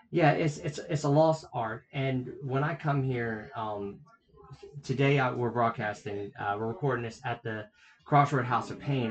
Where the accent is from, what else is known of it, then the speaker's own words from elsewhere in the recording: South Carolina, United States; we're from South Carolina